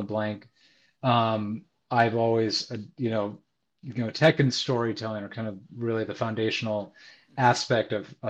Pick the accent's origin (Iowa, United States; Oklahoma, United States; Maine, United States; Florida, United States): Iowa, United States; now in New York, United States; Well, I'm from the Midwest. Grew up a number of places, but landed mostly in Iowa. And a little over 4 years ago, a buddy convinced me to move to New York.